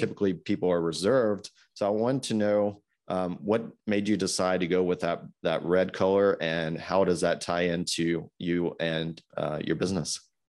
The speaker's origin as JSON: {"language": "English", "town": "Greensboro", "region": "North Carolina", "country": "United States", "tie": "born or raised there", "said": "my hometown of Greensboro that I grew up"}